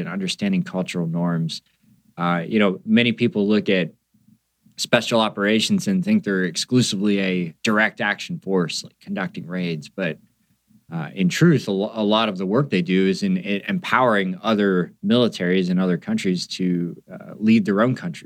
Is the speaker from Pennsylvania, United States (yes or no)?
yes; Pennsylvania, United States; I grew up in a small town in Pennsylvania